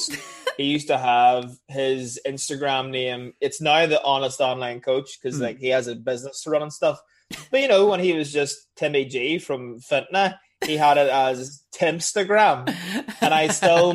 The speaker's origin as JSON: {"language": "English", "region": "Northern Ireland", "country": "United Kingdom", "said": "I'm from Northern Ireland."}